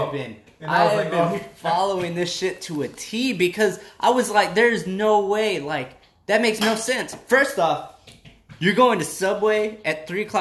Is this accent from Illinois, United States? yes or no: yes; Chicago, Illinois, United States; I remember growing up in Chicago